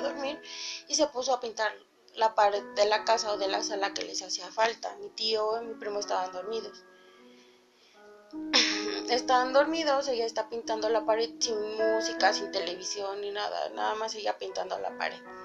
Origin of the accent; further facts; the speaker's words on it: Mexico City, Mexico; yo vivía aquí en la Ciudad de México, crecí en la Ciudad de México, pero mi mamá cuando yo estaba chiquita compró casa en el Estado de México.